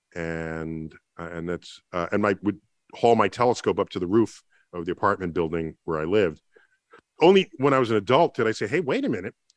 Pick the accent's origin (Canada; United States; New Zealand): United States; New York City, New York; I grew up in the Bronx